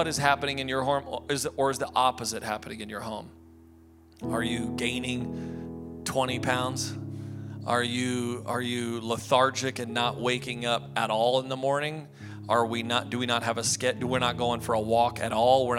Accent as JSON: {"language": "English", "country": "United States", "said": "I'm an American"}